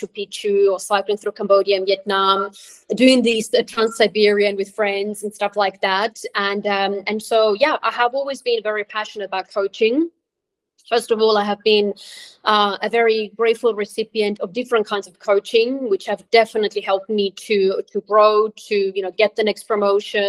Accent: Switzerland; moved away; also born or lived in Croatia; I was born in Croatia. I grew up in Switzerland

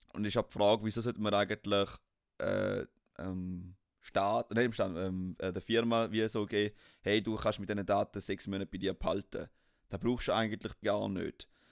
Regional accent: Switzerland; wir als Schweizer

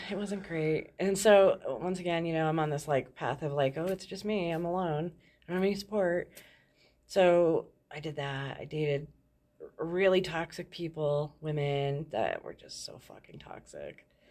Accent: Thornton, Colorado, United States; I grew up in Thornton, um, Colorado

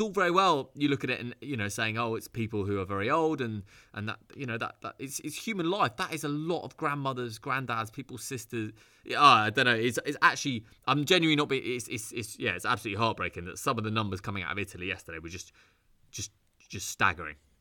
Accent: United Kingdom; I'm British, and I just felt I need to get back to Britain.

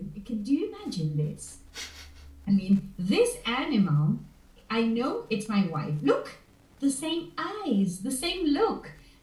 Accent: Buenos Aires, Argentina; born there; There's not water around where I live, just rivers. But I was born in Buenos Aires, in the capital.

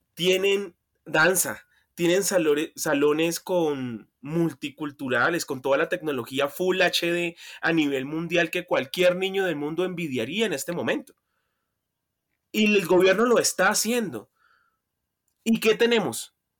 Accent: Buenaventura, Valle del Cauca, Colombia; now in Bogotá, Colombia; no nací acá, nací en Buenaventura

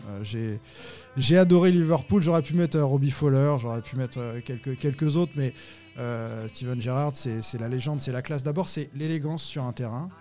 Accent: Nantes, Pays de la Loire, France; je suis Nantais, je suis Français

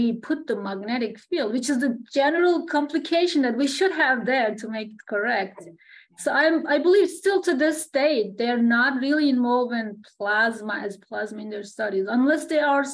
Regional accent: Turkey; moved away as an adult; also born or lived in Alberta, Canada; I am from Turkey.

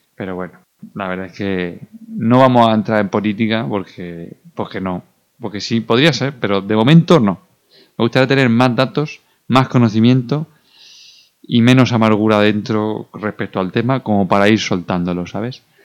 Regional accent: Region of Murcia, Spain; como buen murciano

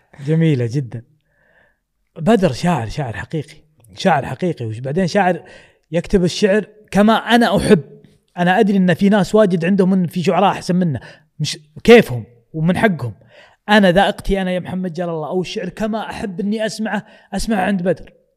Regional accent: Kuwait; حنا ككويتيين

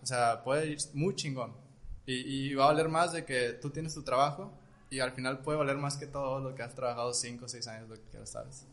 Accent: Culiacán, Sinaloa, Mexico; somos de Culiacán

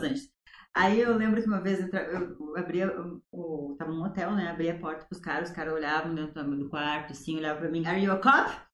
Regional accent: Ijuí, Rio Grande do Sul, Brazil; now in São Paulo, Brazil; eu sou de Injuí, é uma cidadezinha desse tamanhozinho, no coração do Rio Grande do Sul.

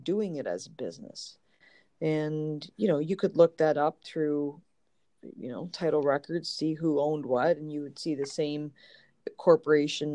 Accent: Canada; moved away as an adult; now in Los Angeles, United States; I was born and raised in Canada, and I moved about 12 years ago.

